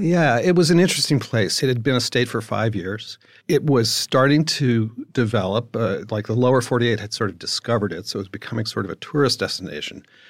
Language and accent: English; East Coast, United States; I grew up in the East Coast